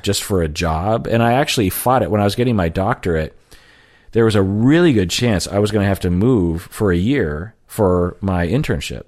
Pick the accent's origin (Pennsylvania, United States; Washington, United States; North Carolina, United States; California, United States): Washington, United States; Sammamish; also born or lived in Seattle; I grew up mainly in Sammamish, which is like fifteen miles from Seattle.